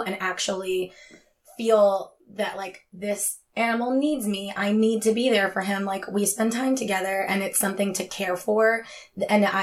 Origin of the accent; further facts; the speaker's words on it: Philadelphia, Pennsylvania, United States; also born or lived in Florida; I'm from Philly and I've lived in the same house my entire life